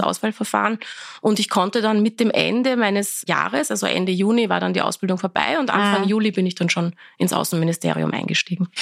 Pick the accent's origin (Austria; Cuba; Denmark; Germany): Austria; Vienna; also born or lived in Iran; Ich habe auch meine Schulzeit dann, äh, wir waren dann die Volksschule, habe ich dann schon in Wien besucht